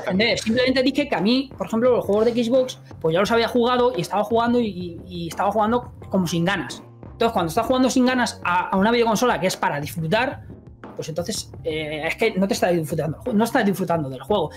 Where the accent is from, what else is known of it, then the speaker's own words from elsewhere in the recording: Madrid, Community of Madrid, Spain; nací en Madrid